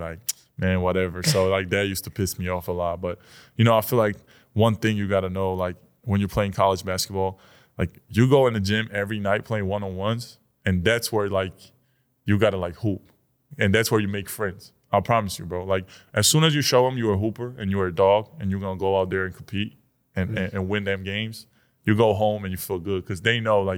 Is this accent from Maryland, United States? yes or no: no; New York, United States; born there; Like, but yeah, I was born in New York. So I always had that thing. Like, you know, I'm from